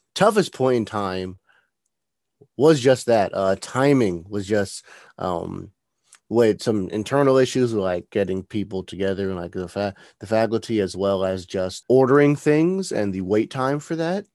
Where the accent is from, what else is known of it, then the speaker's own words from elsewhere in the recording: New Jersey, United States; moved away; I'm originally from New Jersey